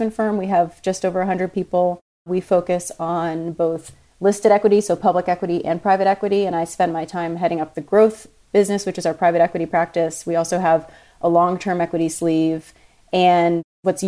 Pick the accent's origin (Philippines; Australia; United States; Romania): United States; New York City, New York; I grew up in New York City